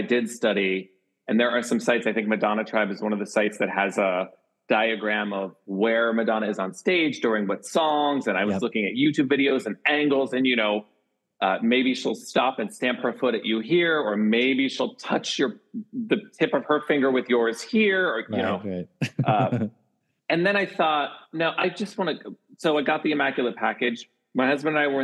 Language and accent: English; Pittsburgh, Pennsylvania, United States; it's my hometown